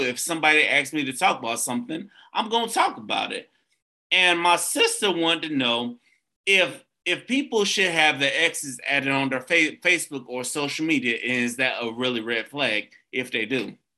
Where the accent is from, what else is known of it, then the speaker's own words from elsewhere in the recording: Tampa, Florida, United States; I'm from Tampa, the Tampa area